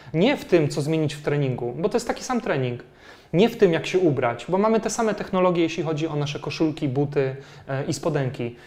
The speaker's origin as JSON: {"language": "Polish", "country": "Poland"}